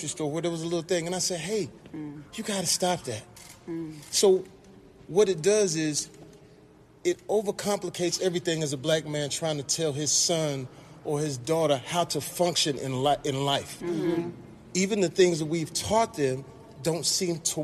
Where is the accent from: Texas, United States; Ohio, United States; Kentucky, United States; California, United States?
Texas, United States; Terrell; I'm a young cat from Texas. I'm from Terrell, Texas